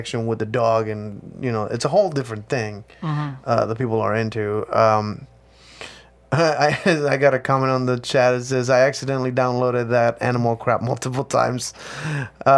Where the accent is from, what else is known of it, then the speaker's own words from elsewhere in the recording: Mexico; I'm from Mexico